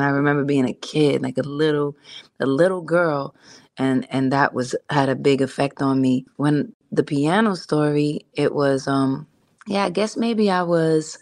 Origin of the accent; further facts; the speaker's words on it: New York City, New York, United States; growing up in Hell's Kitchen was exactly how it sounds. And I also grew up I did a lot of growing up in Harlem too